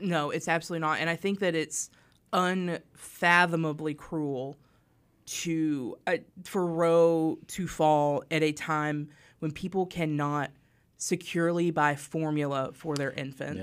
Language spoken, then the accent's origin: English; Harrison, Arkansas, United States; moved away; So I grew up in Harrison, Arkansas